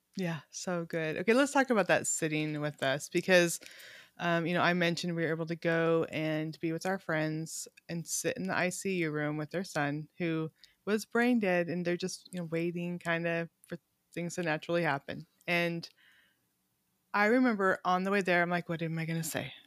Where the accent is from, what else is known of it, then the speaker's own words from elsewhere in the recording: California, United States; also born or lived in Montana; now in Little Rock, United States; I grew up in California, which we were very ethnically diverse.